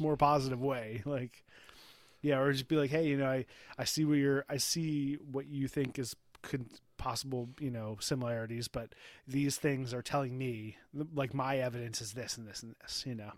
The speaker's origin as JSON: {"language": "English", "country": "United States", "said": "as an American"}